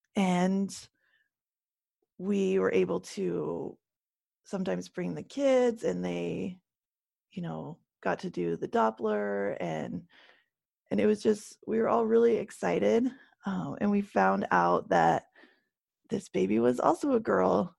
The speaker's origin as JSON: {"language": "English", "country": "Canada", "tie": "born or raised there", "moved": "yes", "lives_now": "United States", "said": "I live, um, in the States, and I grew up in Canada"}